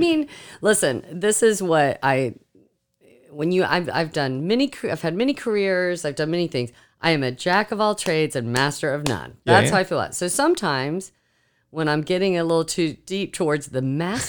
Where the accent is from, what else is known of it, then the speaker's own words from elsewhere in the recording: Okinawa, Japan; born there; also born or lived in Korea; I was born in Okinawa, Japan, and we lived in Korea.